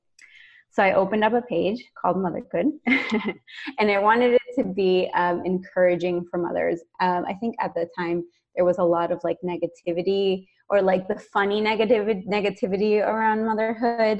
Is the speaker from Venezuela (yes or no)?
yes; Venezuela; moved away; I am originally from Venezuela, so you'll see me speaking Spanish a lot